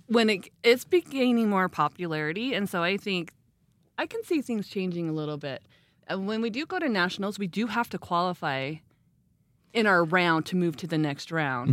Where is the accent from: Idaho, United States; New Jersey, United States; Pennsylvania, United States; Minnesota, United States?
Idaho, United States; Rexburg; now in Ammon, United States; I am from Rexburg. I grew up here